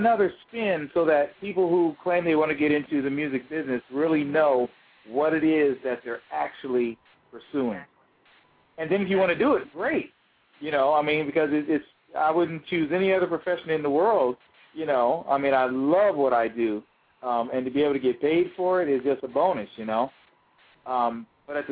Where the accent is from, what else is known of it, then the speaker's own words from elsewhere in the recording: York, Pennsylvania, United States; moved away as an adult; also born or lived in New England; the home where I grew up in York, Pennsylvania.